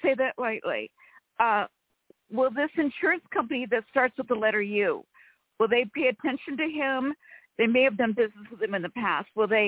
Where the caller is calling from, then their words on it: California, United States; from California.